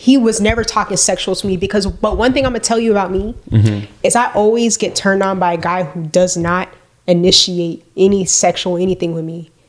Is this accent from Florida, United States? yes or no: yes; Broward, Florida, United States; I'm from Broward